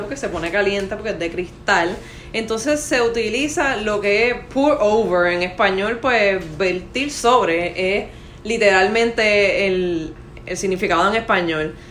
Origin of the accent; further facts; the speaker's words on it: Caguas, Puerto Rico; accent: Puerto Rican; Yo soy de Cagua